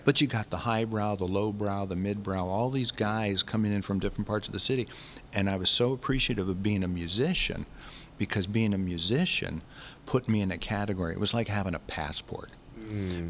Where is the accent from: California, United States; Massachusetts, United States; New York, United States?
California, United States; San Francisco; I come from San Francisco